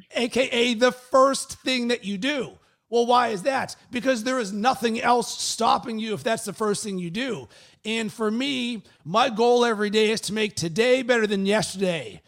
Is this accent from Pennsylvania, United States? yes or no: yes; Pittsburgh, Pennsylvania, United States; moved away; originally, I'm from Pittsburgh